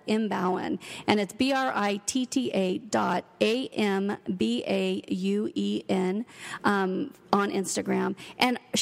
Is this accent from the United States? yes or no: yes; Brookings, Oregon, United States; moved away as an adult; also born or lived in Seattle, Washington; now in Ashland, United States; I actually was born and raised a small town girl. I grew up in Brookings, and then I lived my adult life in Seattle.